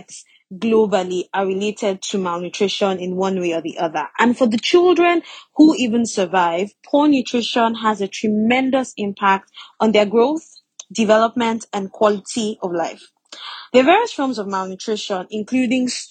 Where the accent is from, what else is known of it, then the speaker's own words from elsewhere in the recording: Nigeria; I am Nigerian and I am a doctor.